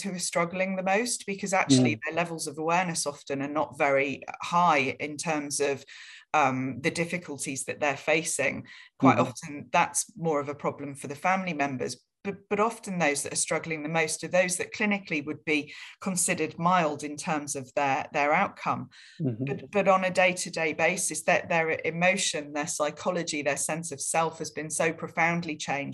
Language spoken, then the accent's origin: English; Falmouth, South West England, United Kingdom; I was raised in Falmouth in Cornwall